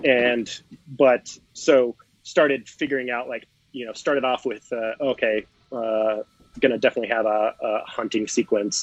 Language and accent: English; Seattle, Washington, United States; I come from the Pacific Northwest up in Seattle, Washington, Oregon, Idaho area.